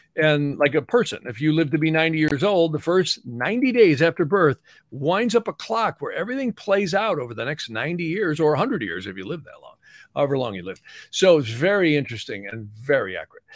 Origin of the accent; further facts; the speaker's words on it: United States; I'm an American